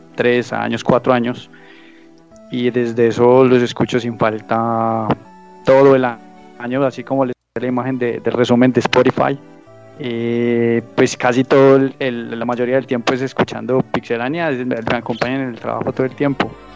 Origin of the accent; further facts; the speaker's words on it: Manizales, Caldas, Colombia; moved away as an adult; now in Medellín, Colombia; yo soy de Manizales, una ciudad cercana a Medellín.